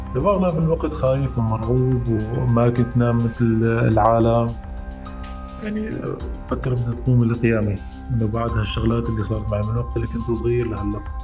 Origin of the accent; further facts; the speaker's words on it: Jisr al-Shughur countryside, Idlib Governorate, Syria; بريف الجسر ضيعتي